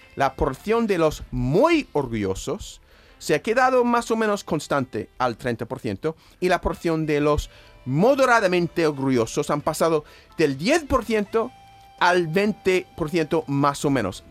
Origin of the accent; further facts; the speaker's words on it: United States; Spanish is a second language; moved away as an adult; also born or lived in New Hampshire; now in Spain; mi país nativo